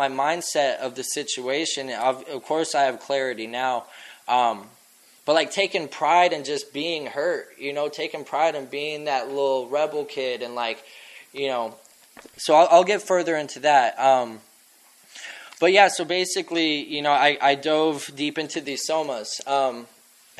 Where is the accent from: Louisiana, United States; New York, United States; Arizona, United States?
Arizona, United States; Scottsdale; also born or lived in Blanding, Utah; I fucking grew up in Scottsdale